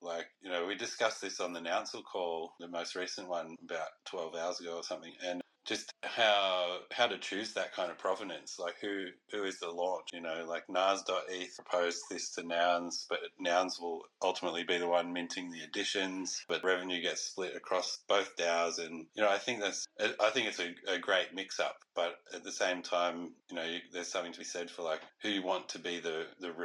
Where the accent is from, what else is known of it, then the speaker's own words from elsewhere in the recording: Australia; also born or lived in Canada; I am an Aussie